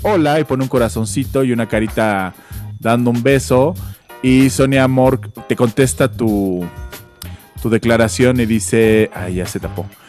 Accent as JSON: {"language": "Spanish", "country": "Mexico", "said": "nosotros en México"}